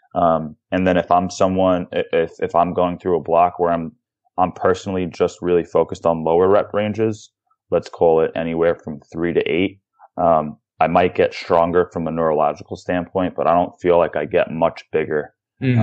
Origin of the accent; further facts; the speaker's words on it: New York, United States; I'm a New Yorker. I'm from New York